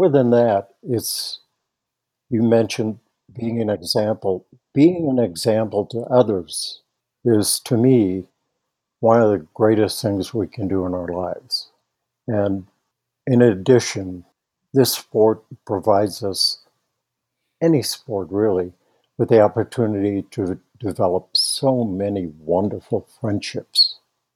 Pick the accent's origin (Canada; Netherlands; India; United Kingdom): Netherlands; now in Nederland, Colorado, United States; I grew up in the Netherlands